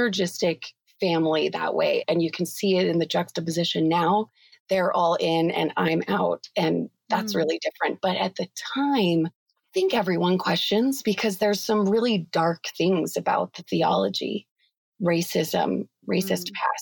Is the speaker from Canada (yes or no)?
no; Utah, United States; I was raised in Utah County. So that's like 45 minutes south of Salt Lake